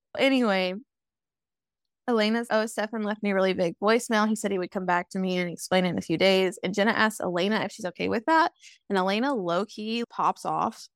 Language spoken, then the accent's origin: English; Kentucky, United States; moved away; I'm always gonna be a Kentucky girl